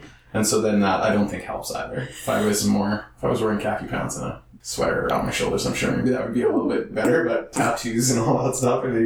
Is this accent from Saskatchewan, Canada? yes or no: yes; Saskatchewan, Canada; moved away; I'm from Saskatchewan